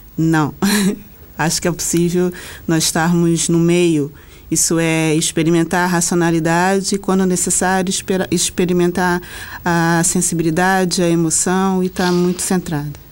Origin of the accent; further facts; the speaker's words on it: Rio de Janeiro, Brazil; no Rio de Janeiro, de onde eu sou